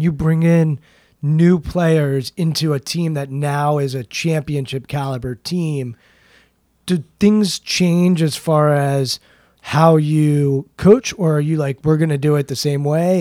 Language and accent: English; Maryland, United States; I'm from Maryland